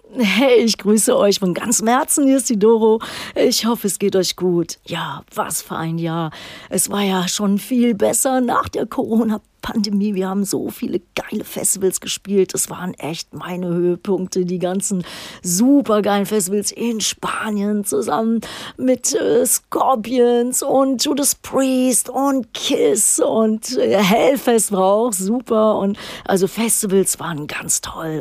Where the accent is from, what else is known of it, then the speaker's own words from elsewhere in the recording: Düsseldorf, North Rhine-Westphalia, Germany; moved away; in meiner alten Heimatstadt Düsseldorf